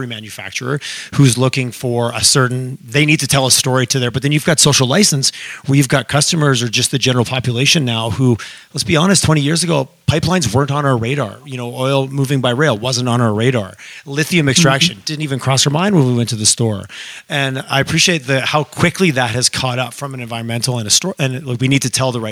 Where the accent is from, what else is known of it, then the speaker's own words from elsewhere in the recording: Quebec, Canada; now in Alberta, Canada; growing up in Quebec